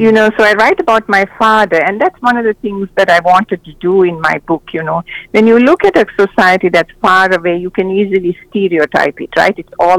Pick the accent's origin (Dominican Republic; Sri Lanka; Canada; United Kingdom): Sri Lanka; moved away as an adult; now in United States; when I was growing up in Sri Lanka.